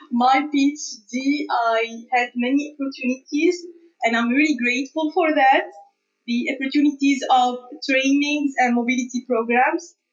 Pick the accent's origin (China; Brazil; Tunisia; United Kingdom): Tunisia; moved away as an adult; also born or lived in Canada; even in Tunisia, I studied in um, the university, which is not far from my house. It's in the same city.